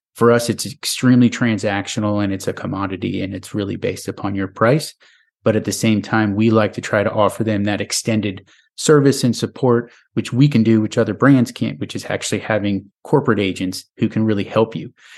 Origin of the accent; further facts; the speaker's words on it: New York, United States; moved away as an adult; now in Nashville, United States; my home state of New York